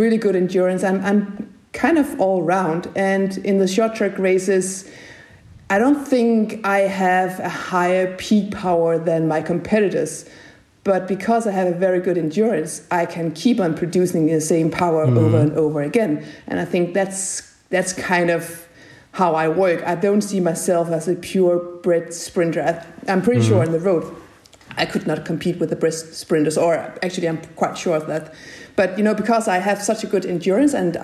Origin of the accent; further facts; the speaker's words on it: middle of Jutland, Central Denmark Region, Denmark; I grew up exactly in the middle of Jutland